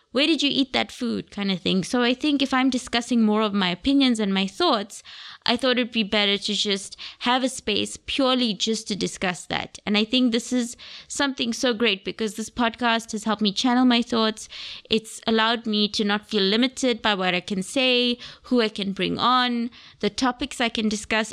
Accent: Gaborone, South-East District, Botswana; moved away as an adult; also born or lived in United Kingdom; now in Cape Town, South Africa; I was born in Gaborone, Botswana. So my nationality, I am Botswana.

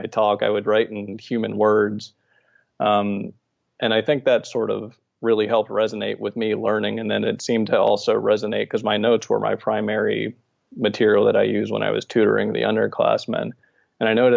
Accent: Maryland, United States; moved away as an adult; also born or lived in Bethany Beach, Delaware / Arlington, Virginia; I am from Maryland, born in Maryland, spent most of my life there

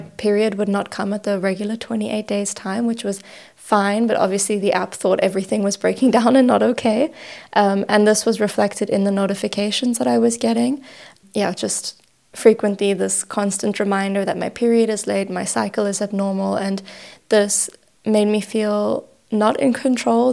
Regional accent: Johannesburg, Gauteng, South Africa; also born or lived in Cyprus / The Hague, Netherlands; now in Berlin, Germany; I'm originally from Johannesburg, South Africa, immigrated to Cyprus about six years ago

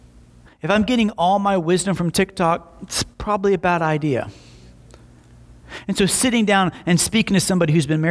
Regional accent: Slapout, Alabama, United States; born or raised there; also born or lived in Montgomery, Alabama

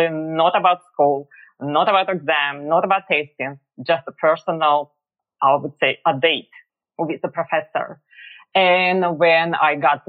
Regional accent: Russia; moved away as an adult; now in Philadelphia, United States; But I was born and raised in Russia. And I moved to America about over 20 years ago

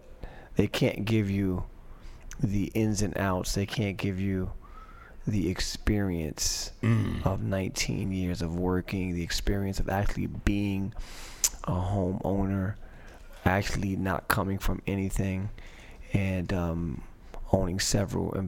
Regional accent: Passaic, New Jersey, United States; I was born in Passaic

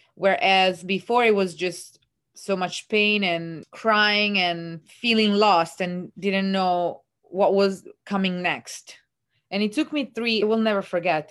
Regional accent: Italy; born or raised there; English is a second language; moved away as an adult; also born or lived in Perugia, Italy / Leeds, United Kingdom; now in New York City, United States

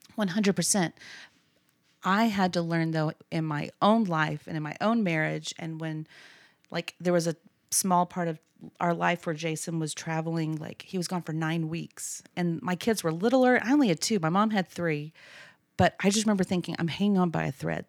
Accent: Abilene, Texas, United States; I grew up in Abilene, went to A C U

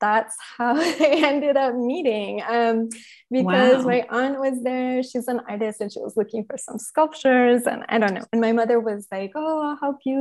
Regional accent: Northern Virginia, United States; moved away as an adult; also born or lived in Guatemala City, Guatemala / Minnesota / Paris, France; I grew up right outside of Washington, D.C. in Northern Virginia

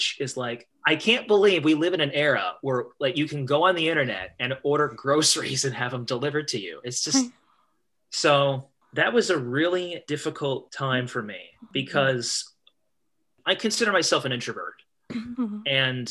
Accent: Eastern Pennsylvania, United States; moved away as an adult; now in Northwest Ohio, United States; I live in Northwest Ohio. Not from here. I was born in Eastern Pennsylvania, and my job brought me out here.

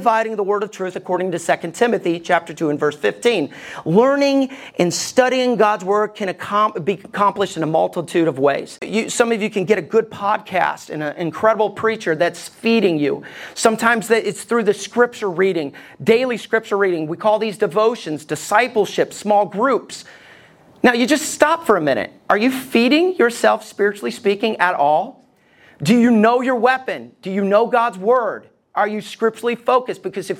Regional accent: Alabama, United States; I grew up in Alabama. I just don't sound like it. But growing up in Alabama, we loved our guns.

